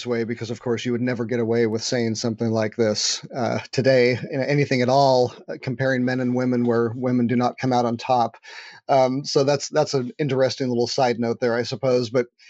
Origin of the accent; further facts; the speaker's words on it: California, United States; You know, I'm a Californian, so I don't have an accent, so I would say you can probably trust that one.